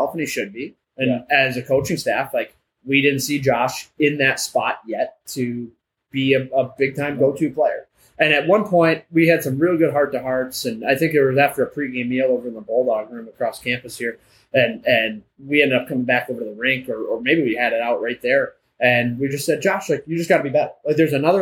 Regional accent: Livonia, Michigan, United States; I'm from Livonia

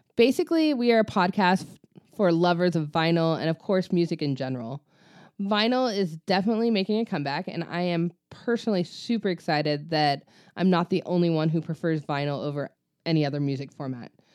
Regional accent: Ventura, California, United States; now in Coachella Valley, United States; my hometown of Ventura

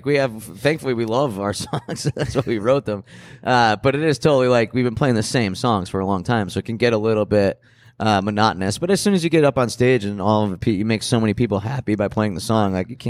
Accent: Scranton, Pennsylvania, United States; You know, we grew up in Scranton.

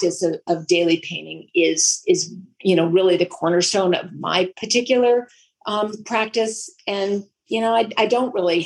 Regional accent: Vermont, United States; moved away; also born or lived in La Jolla, California; I grew up in Vermont, and then I moved to La Jolla, California.

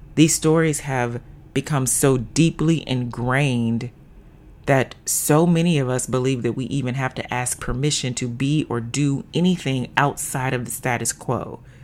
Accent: the South, United States; moved away as an adult; also born or lived in Little Rock, Arkansas; now in Seattle, United States; born and raised in the South, now living in the Pacific Northwest

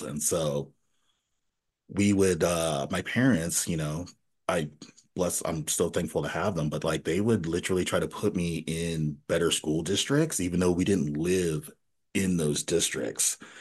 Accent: Nashville, Tennessee, United States; moved away; also born or lived in Elmira, New York; once we left New York, we moved to Nashville, Tennessee. So we lived in Nashville, Tennessee for ten years

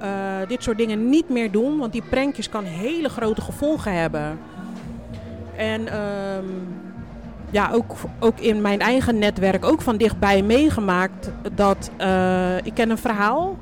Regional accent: Groningen, Netherlands; now in Rotterdam, Netherlands; mijn kindertijd heb ik in Groningen doorgebracht

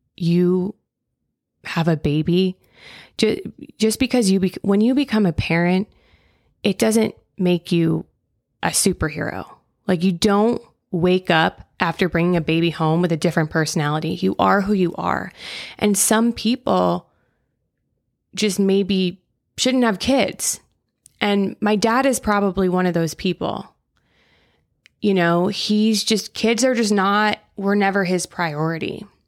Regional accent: Florida, United States; now in California, United States; I grew up in Florida

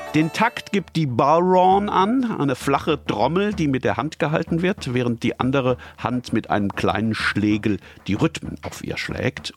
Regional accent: Germany; bei uns in Deutschland

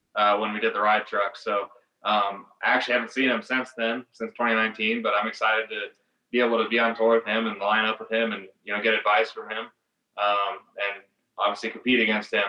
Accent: West Coast, United States; I'm from the West Coast

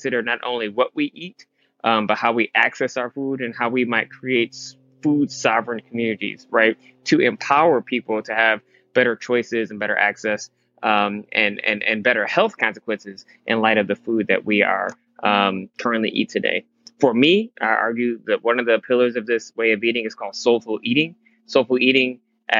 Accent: Michigan, United States; he left the South and moved to Michigan, and that's where I was born

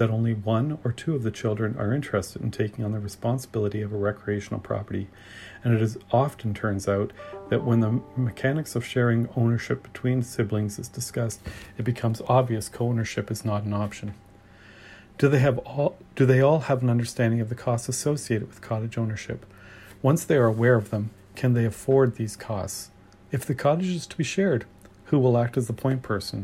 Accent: Ontario, Canada; I'm from Ontario

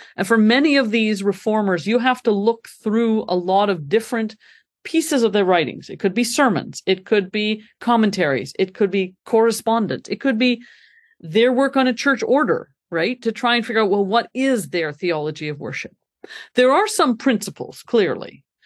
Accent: Montreal, Quebec, Canada; moved away as an adult; also born or lived in Scotland; now in Grand Rapids, United States; I am from Canada originally, born and brought up in Montreal.

